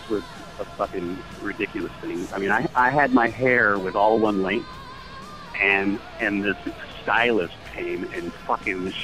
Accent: Los Angeles, California, United States; I grew up in Los Angeles, Hollywood

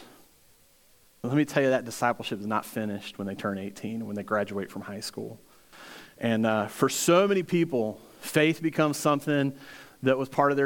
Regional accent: Virginia, United States; also born or lived in Hampton Roads, Virginia; now in Greenville, United States; I'm actually from Virginia, but I've lived in Greenville for over 15 years

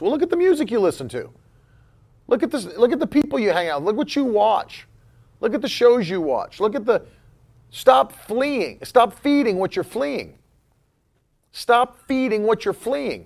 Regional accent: Florida, United States; first language English; I'm from Florida

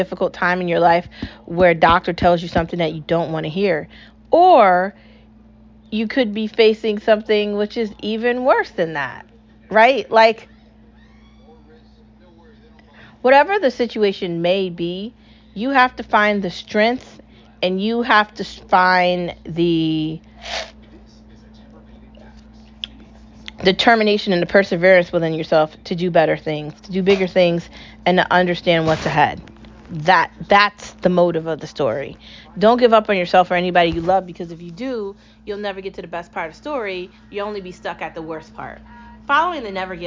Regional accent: United States; I'm speaking as an American

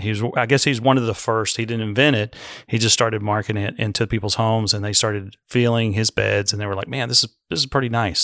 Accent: United States; being American

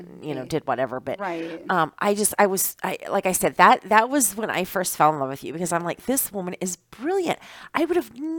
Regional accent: Iowa, United States; moved away as an adult; now in Wisconsin, United States; I'm originally from Iowa.

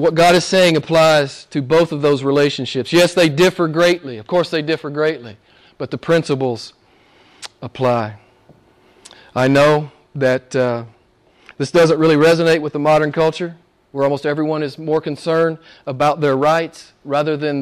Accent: United States; I'm an American

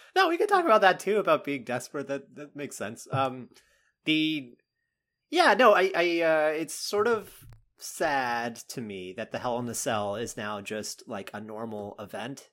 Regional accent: North Carolina, United States; moved away; I grew up in North Carolina

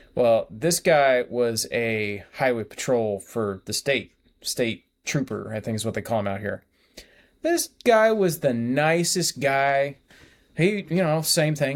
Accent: California, United States; moved away as an adult; I'm from California

